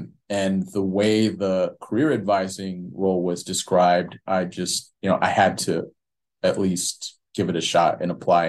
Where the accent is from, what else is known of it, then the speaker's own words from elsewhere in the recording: New Jersey, United States; moved away; I'm from New Jersey